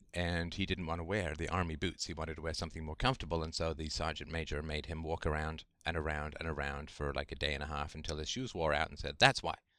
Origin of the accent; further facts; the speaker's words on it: England, United Kingdom; grew up in the, in the seventies in England